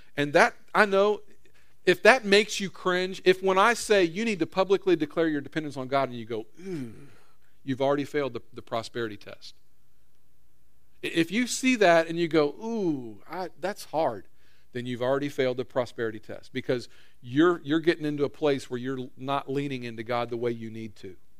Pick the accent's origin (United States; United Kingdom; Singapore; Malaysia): United States; I was born in America